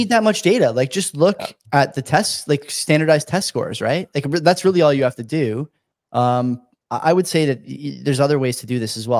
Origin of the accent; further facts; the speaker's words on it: Hamilton, Ontario, Canada; a university in my hometown, Hamilton, McMaster